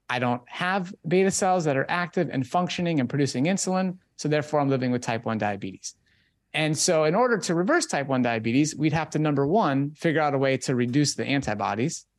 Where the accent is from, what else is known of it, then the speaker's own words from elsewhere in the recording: Minnesota, United States; I was growing up in Minnesota at that time